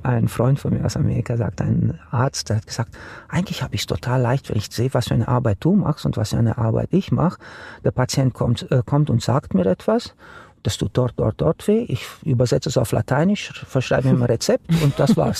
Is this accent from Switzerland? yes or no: no; Romania; now in Germany; Ich bin gebürtiger Rumäne. Ich mhm. bin in Rumänien aufgewachsen unter einer Diktatur